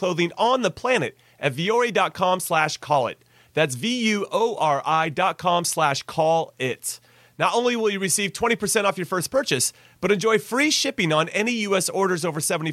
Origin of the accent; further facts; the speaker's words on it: United States; I'm from the U.S.